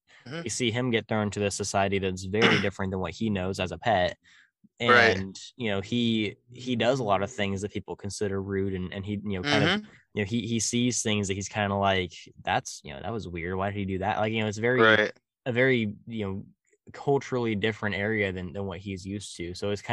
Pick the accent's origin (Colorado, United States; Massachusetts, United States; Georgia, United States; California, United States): California, United States; I'm like, "No, I'm from California." And he was like, "You sound like a Midwesterner.